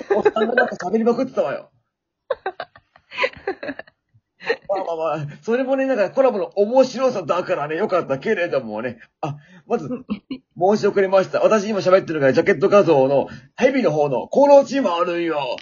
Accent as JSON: {"language": "Japanese", "region": "Shizuoka", "country": "Japan", "tie": "born or raised there", "accent": "Shizuoka dialect", "said": "私も静岡出身だからね"}